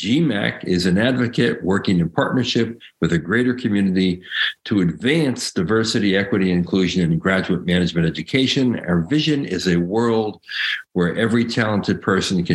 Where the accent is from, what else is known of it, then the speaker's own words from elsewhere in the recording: Paterson, New Jersey, United States; moved away; I was from Paterson.